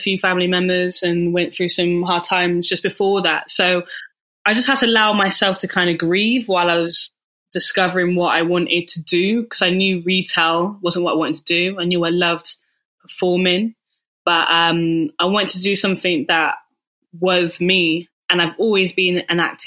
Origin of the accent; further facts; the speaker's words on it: Bath, South West England, United Kingdom; moved away; I'm from Bath